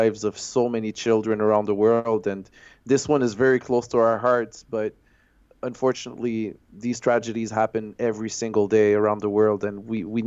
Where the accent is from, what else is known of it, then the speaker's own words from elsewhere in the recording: Montreal, Quebec, Canada; my hometown of Montreal